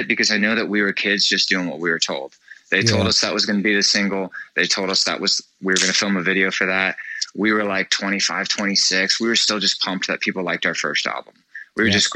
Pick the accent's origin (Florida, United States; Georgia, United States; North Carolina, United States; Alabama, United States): Florida, United States; we are from Florida